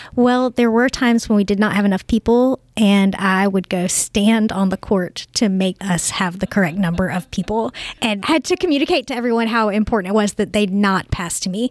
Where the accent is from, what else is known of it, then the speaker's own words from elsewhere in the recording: Augusta, United States; I grew up here in Augusta